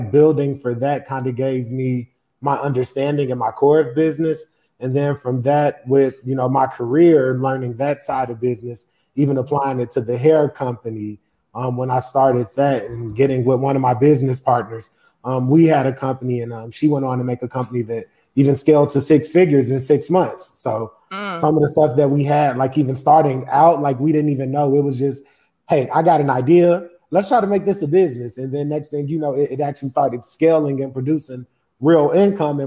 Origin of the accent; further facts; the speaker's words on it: Chicago, Illinois, United States; I grew up in Chicago.